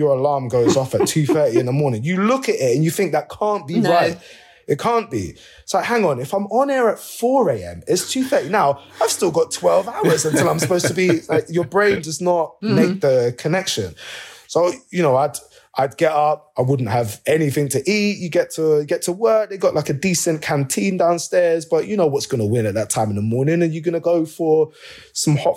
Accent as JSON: {"language": "English", "region": "London", "country": "United Kingdom", "tie": "born or raised there", "said": "I grew up in Hackney, in Stoke Newington."}